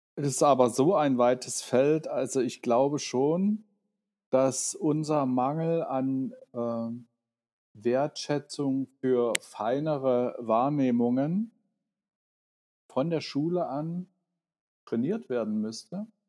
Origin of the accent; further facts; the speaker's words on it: Dresden, Saxony, Germany; moved away as an adult; now in Berlin, Germany; Ich bin in Dresden aufgewachsen und 89 eben hierher, wie man damals sagte, ausgereist